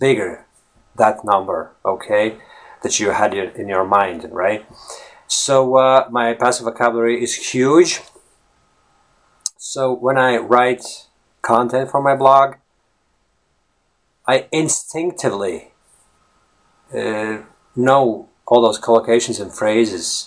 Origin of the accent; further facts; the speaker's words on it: Latvia; first language Latvian; English is a second language; moved away as an adult; Latvian, which is my native language